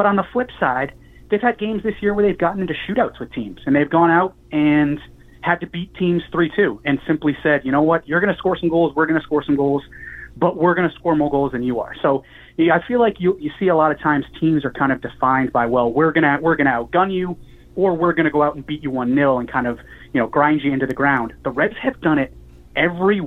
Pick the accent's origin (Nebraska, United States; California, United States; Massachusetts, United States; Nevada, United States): Massachusetts, United States; I grew up in Massachusetts as a soccer fan.